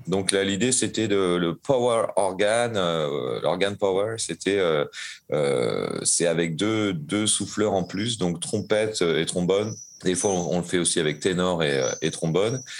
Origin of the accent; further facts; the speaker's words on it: Caen, Normandy, France; also born or lived in Mâcon / Lyon; now in Montreuil, France; je suis né à Caen, en Basse-Normandie, en 1975. Après ça, j'ai habité à Mâcon, à Lyon, et je suis basé à Montreuil